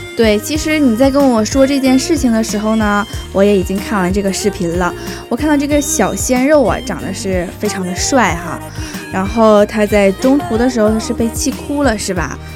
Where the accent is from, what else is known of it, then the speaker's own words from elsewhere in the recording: Northeast China, China; moved away as an adult; 因为我家是东北的嘛